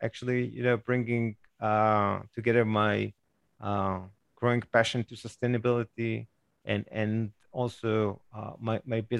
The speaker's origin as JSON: {"language": "English", "country": "Israel", "tie": "born or raised there", "moved": "yes", "said": "I grew up in Israel"}